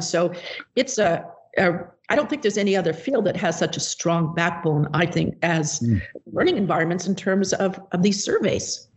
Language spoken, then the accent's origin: English; British Columbia, Canada; moved away as an adult; also born or lived in Hong Kong / California / Baltimore, Maryland; now in Bellingham, United States; i taught the, those subjects in my hometown in British Columbia, Canada